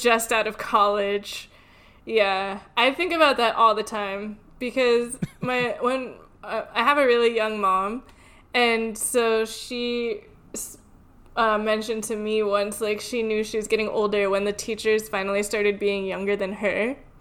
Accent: Connecticut, United States; moved away; also born or lived in Louisiana; I grew up in Connecticut and um, I lived in Louisiana for a little while in middle school

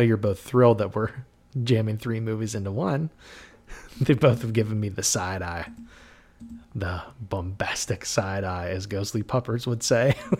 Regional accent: New Castle, Pennsylvania, United States; where I grew up in Newcastle, Pennsylvania

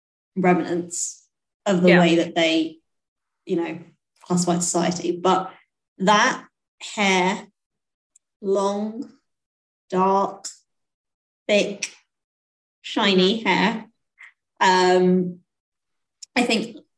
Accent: India; I'm Indian

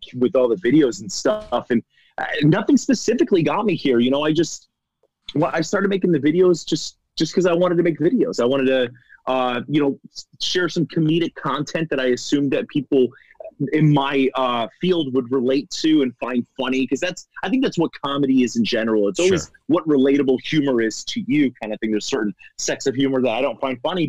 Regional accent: Florida, United States; I'm actually from Florida

